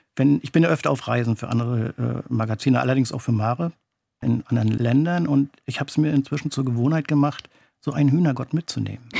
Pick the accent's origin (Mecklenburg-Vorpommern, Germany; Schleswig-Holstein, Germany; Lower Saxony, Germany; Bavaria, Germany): Mecklenburg-Vorpommern, Germany; Garz; bei uns in Garz